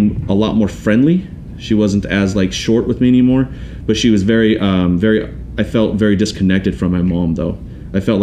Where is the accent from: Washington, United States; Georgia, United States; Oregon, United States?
Washington, United States; Auburn; also born or lived in Tacoma, Washington / Des Moines, Washington / Kent, Washington / Canada; I grew up in Auburn, Washington